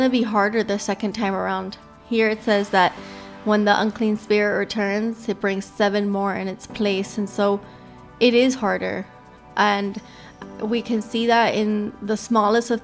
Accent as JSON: {"language": "English", "town": "Miami", "region": "Florida", "country": "United States", "said": "I am from Miami"}